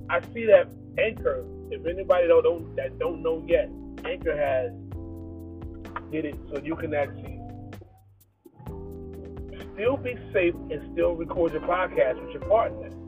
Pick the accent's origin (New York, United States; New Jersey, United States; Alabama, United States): New Jersey, United States; Trenton; I'm from Trenton, New Jersey.